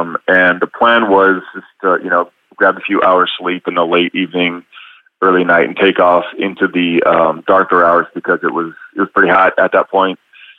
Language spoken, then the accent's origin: English; Tucson, Arizona, United States; accent: desert accent; moved away as an adult; now in Austin, United States; Grew up in Arizona, Tucson specifically. Spent my youth and formative years there, but got to Austin roughly about 1995.